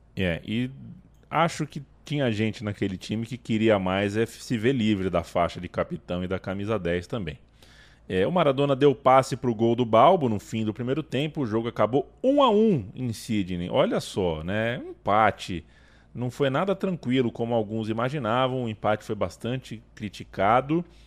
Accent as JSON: {"language": "Portuguese", "country": "Brazil", "said": "a gente vem de um país que tem Guimarães"}